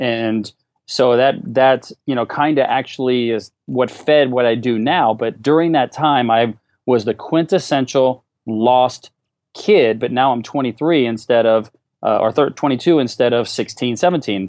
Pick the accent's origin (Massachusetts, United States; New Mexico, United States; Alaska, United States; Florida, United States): Alaska, United States; moved away as an adult; also born or lived in Fullerton, California; I moved to California from Alaska where I grew up